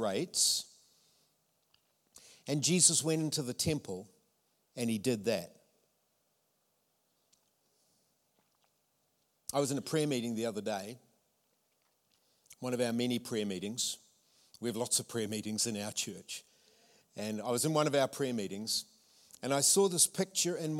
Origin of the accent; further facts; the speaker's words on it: Tauranga, Bay of Plenty, New Zealand; accent: Tauranga; my Tauranga accent